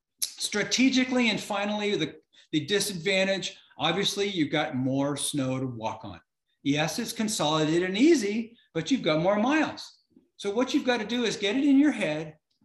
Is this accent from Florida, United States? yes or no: yes; Florida, United States; now in Minnesota, United States; I live in Minnesota and it's all flat around here. I'm from Florida.